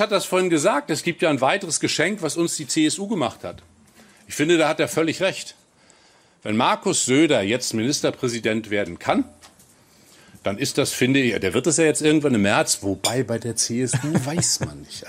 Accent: Mecklenburg-Vorpommern, Germany; Vorpommern in meine Heimat

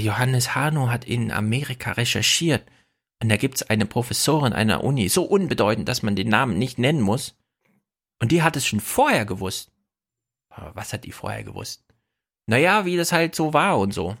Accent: Jena, Thuringia, Germany; Ich komme aus der Stadt, in Jena

